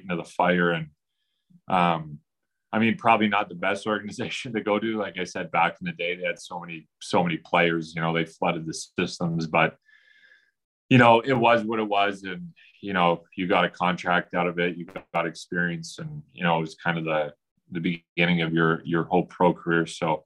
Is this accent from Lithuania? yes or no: no; Edmonton, Alberta, Canada; I'm from Edmonton